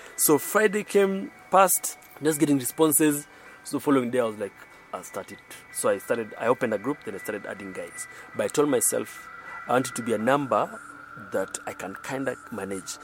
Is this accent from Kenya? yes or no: yes; Nairobi, Kenya; I'm from Nairobi, Kenya